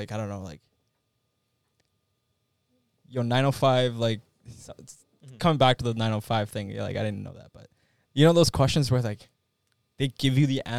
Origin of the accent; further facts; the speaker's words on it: Canada; we're all Canadian boys.